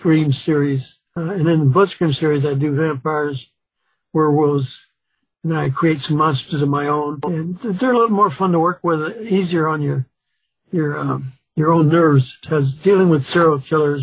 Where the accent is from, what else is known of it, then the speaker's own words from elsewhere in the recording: Chicago, Illinois, United States; also born or lived in Mississippi; having grown up in Chicago